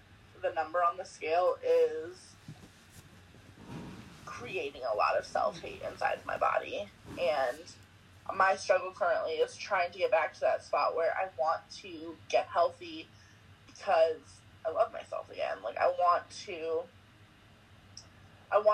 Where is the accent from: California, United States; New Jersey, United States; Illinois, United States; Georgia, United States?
California, United States; Valencia; I grew up right near Magic Mountain in L.A. or Valencia, whatever you want to say.